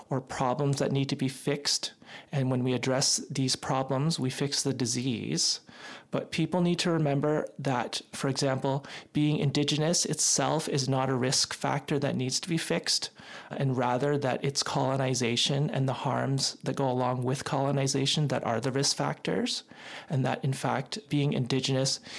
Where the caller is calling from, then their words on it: British Columbia, Canada; I'm broadcasting from the Songhees and Esquimalt Nations unceded and ancestral territory.